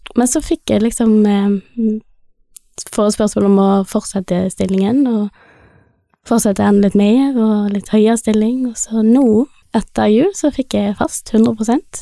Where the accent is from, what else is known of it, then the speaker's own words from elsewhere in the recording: Bergen, Vestland, Norway; moved away as an adult; also born or lived in India; now in Stord, Norway; jeg er født i India, adoptert. Oppvokst i Bergen